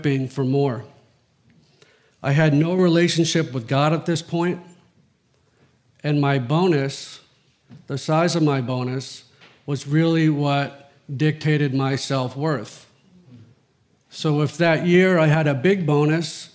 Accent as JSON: {"language": "English", "town": "Greenwich", "region": "Connecticut", "country": "United States", "tie": "born or raised there", "said": "I grew up in Old Greenwich and Riverside"}